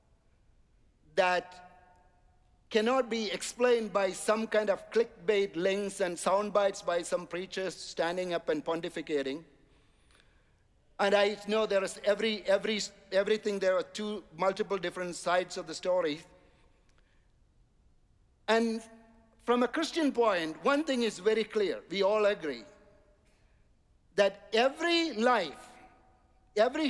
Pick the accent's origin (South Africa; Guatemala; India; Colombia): India; now in United States; I'm coming from India